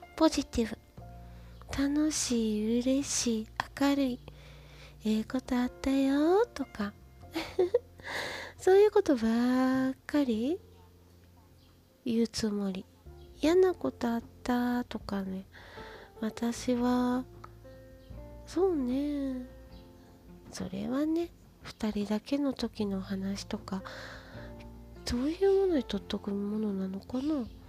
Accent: Kansai, Japan; accent: Kansai dialect; バリッバリの関西人なんで

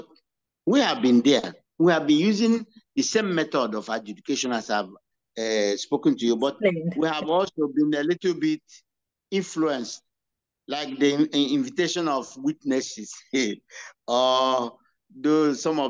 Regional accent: Igbo, Igboland, Nigeria

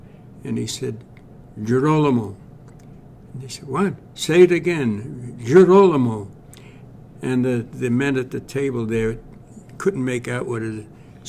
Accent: New York City, New York, United States; I was born in Brooklyn, 1927.

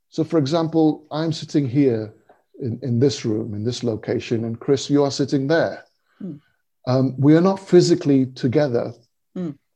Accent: India; I was born in India. Uh, I still have very strong and clear memories of, of my early childhood there, and returning many times uh, uh in the intervening years.

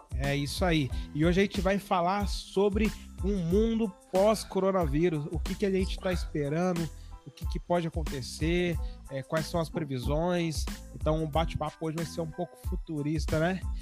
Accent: interior of São Paulo state, Brazil; sou do interior do, do estado de São Paulo, sou do Paraíba.

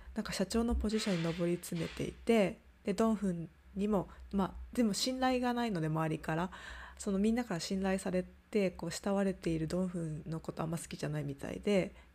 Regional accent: Japan; moved away as an adult; 私はその外に出ていた側だったのであの今地元に帰ってきてる

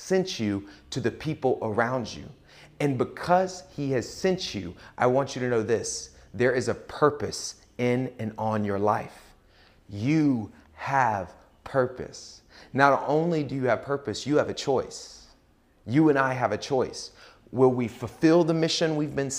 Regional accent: Pace, Florida, United States; I grew up in Pace, Florida, a suburb of Pensacola, Florida

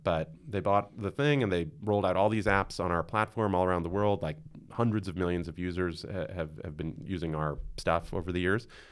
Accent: New York City, New York, United States; I'm born and raised in Queens, and I still live in Queens in Long Island City

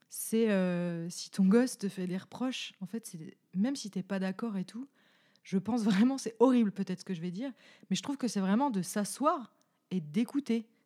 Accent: Bourgogne-Franche-Comté, France; accent: franc-comtois; Peut-être avec mon accent franc-comtois en plus.

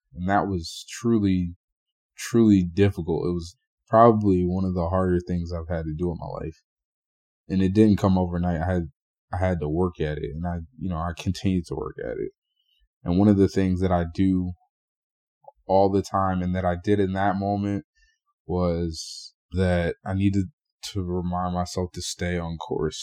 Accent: Burlington, New Jersey, United States; I grew up in Burlington, for those of you from New Jersey. um, that's in Central Jersey

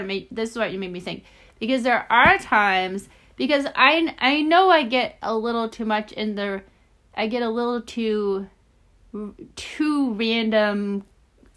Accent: Omaha, Nebraska, United States; I was born in Omaha

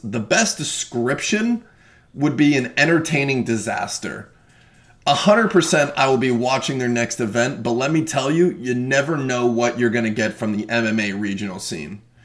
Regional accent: Florida, United States; Being born and raised in Florida, I enjoy seeing my local regional shows more than anything

